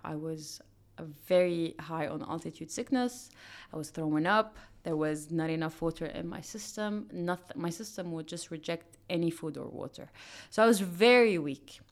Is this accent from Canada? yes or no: no; Dubai, United Arab Emirates; I grew up in Dubai